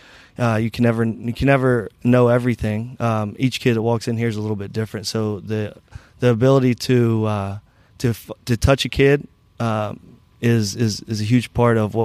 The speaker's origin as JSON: {"language": "English", "region": "Southern West Virginia", "country": "United States", "moved": "yes", "lives_now": "Cincinnati, United States", "said": "I'm from Southern West Virginia"}